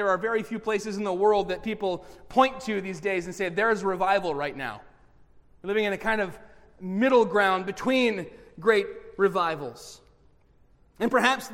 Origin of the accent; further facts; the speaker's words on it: Bay City, Michigan, United States; I grew up in Bay City